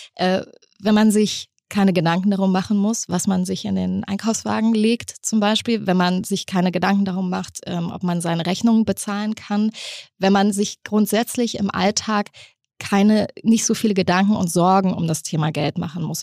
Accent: East Germany, Germany; bei uns hieß das übrigens damals Kaufhalle im Osten

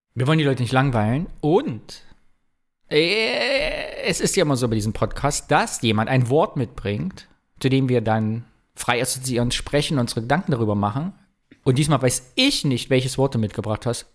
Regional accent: northern Thuringia, Germany; ich komme ja aus, äh, aus dem Norden Thürings, bei uns ist es ja etwas bergig

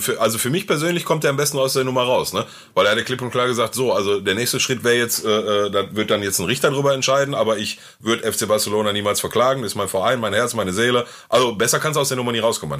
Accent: Gelsenkirchen, North Rhine-Westphalia, Germany; bei uns in Gelsenkirchen

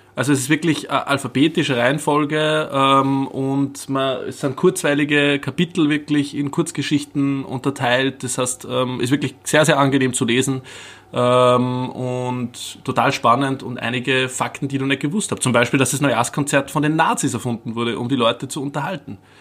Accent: Upper Austria, Austria; bei uns in Oberösterreich

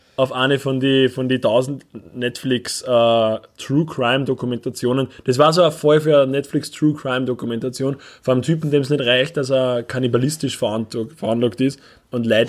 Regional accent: Upper Austria, Austria; wir als, als, als Oberösterreicher, die in einer von den ödesten Städten in Österreich wohnen

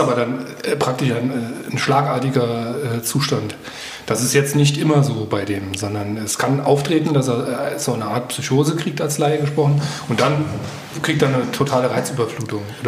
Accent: Homburg, Saarland, Germany; Ich komme auch aus dem Safhalskreis, aus äh, Homburg-Einöd

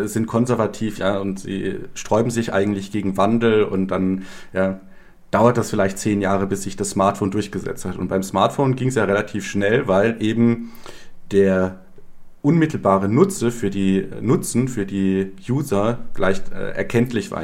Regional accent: Germany; moved away as an adult; also born or lived in Ukraine; als Deutscher

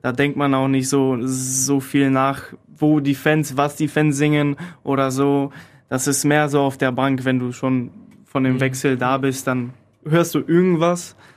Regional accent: Poland; German is a second language; now in Krefeld, Germany; Ich komme aus Polen

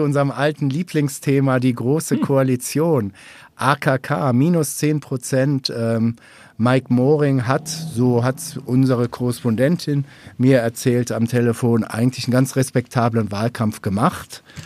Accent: North Rhine-Westphalia, Germany; ich komme aus NRW

